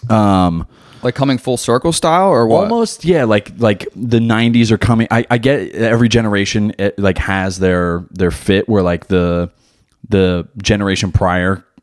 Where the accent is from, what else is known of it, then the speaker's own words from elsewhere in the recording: Philadelphia, Pennsylvania, United States; I had all the I figured growing up in Philly, like that.